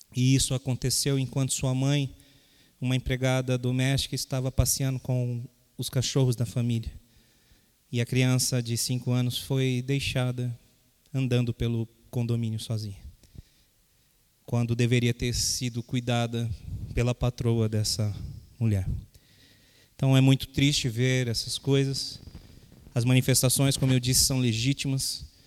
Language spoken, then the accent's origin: Portuguese; Brazil; enquanto brasileiros